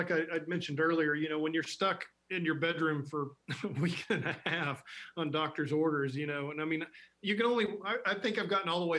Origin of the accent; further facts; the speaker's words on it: Marietta, Georgia, United States; now in Mississippi, United States; So we grew up in Marietta